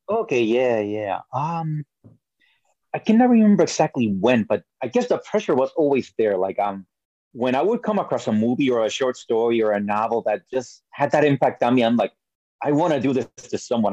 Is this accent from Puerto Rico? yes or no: yes; Puerto Rico; also born or lived in New York; I was born in New York. I was raised in Puerto Rico